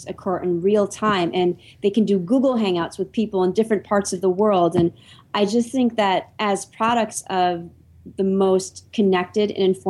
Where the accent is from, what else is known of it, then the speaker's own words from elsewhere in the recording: Michigan, United States; I grew up in Michigan